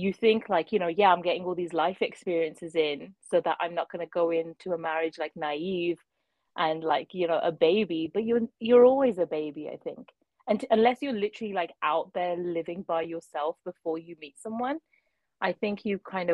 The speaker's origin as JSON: {"language": "English", "town": "Birmingham", "region": "West Midlands", "country": "United Kingdom", "also_born_or_lived": "London, United Kingdom", "moved": "as an adult", "lives_now": "Ontario, Canada", "said": "I'm from Birmingham originally, and that's where like all my family is"}